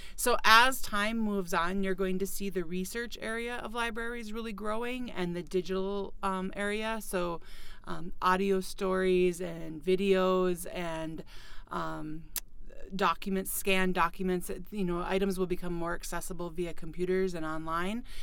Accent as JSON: {"language": "English", "town": "Fargo", "region": "North Dakota", "country": "United States", "tie": "born or raised there", "also_born_or_lived": "Ohio", "moved": "as an adult", "lives_now": "Detroit Lakes, United States", "said": "I grew up in the Fargo Moorhead area"}